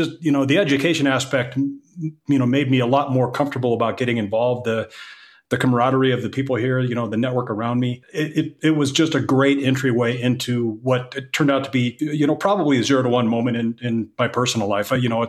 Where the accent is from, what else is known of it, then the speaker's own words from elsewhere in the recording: Montana, United States; now in Denver, United States; I grew up in Montana. And so I was driving from Denver up there